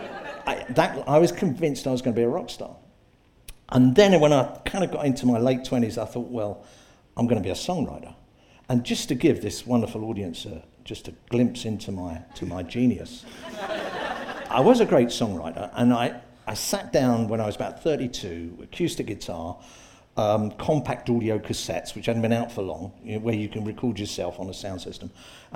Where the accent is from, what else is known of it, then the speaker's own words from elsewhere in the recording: Hull, Yorkshire and the Humber, United Kingdom; I'm from Hull.